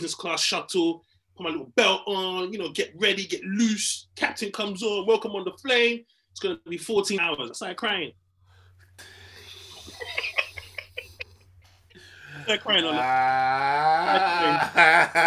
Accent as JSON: {"language": "English", "region": "London", "country": "United Kingdom", "said": "I was still from Hackney"}